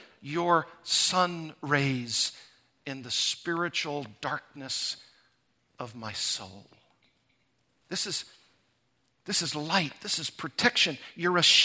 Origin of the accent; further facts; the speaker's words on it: Arkansas, United States; now in California, United States; I went from Missouri to Arkansas, my home state